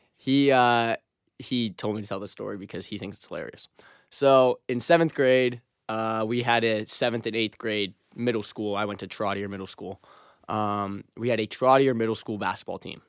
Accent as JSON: {"language": "English", "region": "Massachusetts", "country": "United States", "said": "I am from South Rome, Massachusetts, which is thirty minutes outside of Boston"}